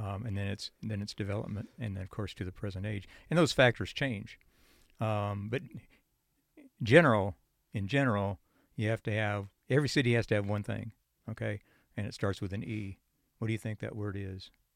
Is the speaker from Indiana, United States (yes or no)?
yes; Goshen, Indiana, United States; moved away as an adult; also born or lived in Chicago, Illinois / Munster, Indiana; now in Nashville, United States; I was born in Chicago, Illinois, and then uh, we moved outside of the city about 90 miles to the east in a small northern Indiana town near Goshen, Indiana. And then when I went to high school, we moved back to the Chicago suburbs, uh, an Indiana suburb